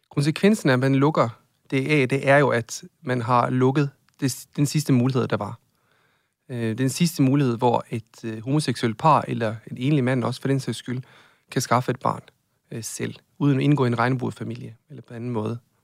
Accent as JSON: {"language": "Danish", "country": "Norway", "moved": "yes", "lives_now": "Denmark", "said": "Jeg er fra Norge"}